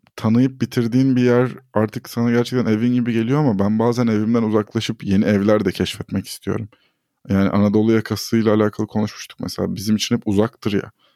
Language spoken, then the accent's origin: Turkish; Istanbul, Turkey; also born or lived in Ordu (family, summers); ben Avrupa yakasında büyüdüm ve hep böyle buranın merkezlerinden birinde yaşadım.